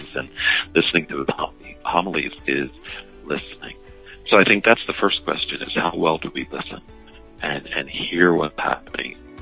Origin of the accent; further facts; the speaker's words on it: Philadelphia, Pennsylvania, United States; I was raised in the Philadelphia area, Roxborough